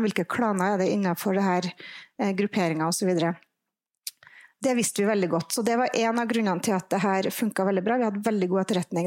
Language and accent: Norwegian; Trondheim, Trøndelag, Norway; jeg vet ikke om jeg kan si at jeg er fra nord når jeg er fra Trondheim